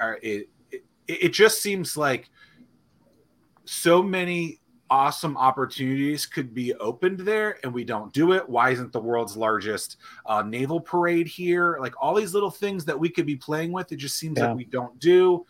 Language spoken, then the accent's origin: English; Norfolk, Virginia, United States; I'm from Norfolk,"